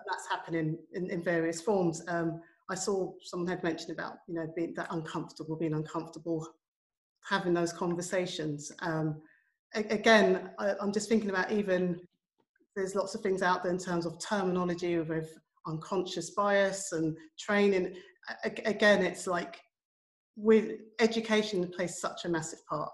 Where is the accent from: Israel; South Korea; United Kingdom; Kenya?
United Kingdom; I'm a child of Jamaican immigrants. I was born in the United Kingdom. I grew up in the 1970s